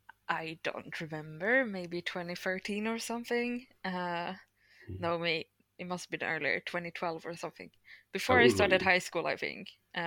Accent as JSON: {"language": "English", "country": "Sweden", "said": "my pronouns are they, them, I'm from Sweden"}